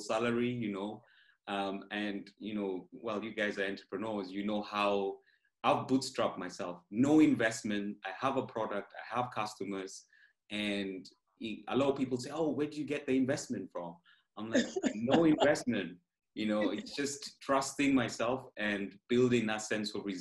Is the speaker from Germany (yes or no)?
no; Kenya; moved away as an adult; now in United Kingdom; I'm originally from Kenya.